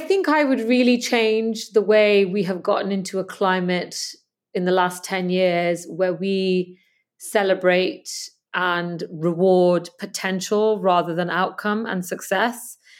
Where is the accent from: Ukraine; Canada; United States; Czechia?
Canada; moved away as an adult; also born or lived in England; So I grew up in Canada and, um, I'm also English